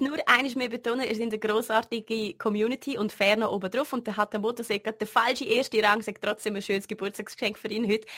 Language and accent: German; Liechtenstein; als Liechtensteiner in der Schweiz zu studieren